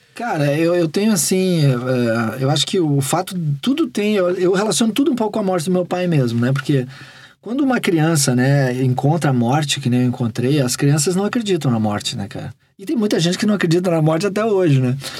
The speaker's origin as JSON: {"language": "Portuguese", "town": "Porto Alegre", "region": "Rio Grande do Sul", "country": "Brazil", "tie": "born or raised there", "also_born_or_lived": "Rio de Janeiro", "said": "É em Porto Alegre. Guri de apartamento de Porto Alegre"}